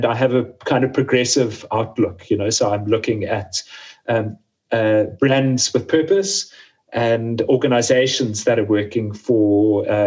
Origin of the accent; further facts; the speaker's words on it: Cape Town, Western Cape, South Africa; very small scale and micro farmers in my hometown in Cape Town